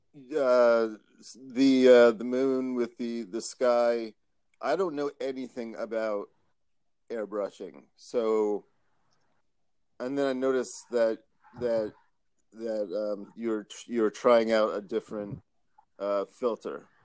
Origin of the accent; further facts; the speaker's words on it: Philadelphia, Pennsylvania, United States; moved away; I'm originally from Philly